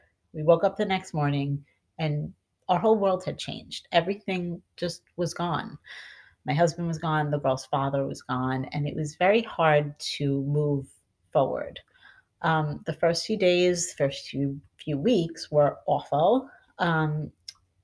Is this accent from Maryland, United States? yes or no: no; Long Island, New York, United States; moved away as an adult; also born or lived in Manhattan; now in New Jersey, United States; I'm originally from Long Island, and as any Long Islander knows, moving to New Jersey was like moving to a foreign country